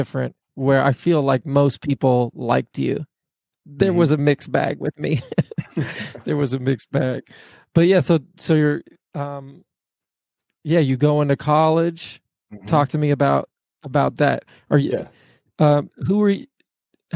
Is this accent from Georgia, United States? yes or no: yes; Atlanta, Georgia, United States; moved away; also born or lived in Kansas City; I grew up in Atlanta